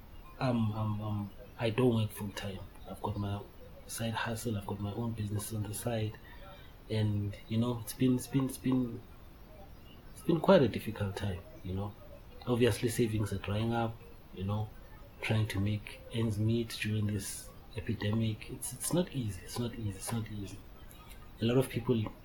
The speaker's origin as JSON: {"language": "English", "town": "Benoni", "region": "Gauteng", "country": "South Africa", "also_born_or_lived": "Daveton", "said": "I hail from South Africa, city, obviously Johannesburg, in Benoni. I reside in a township called Daveton"}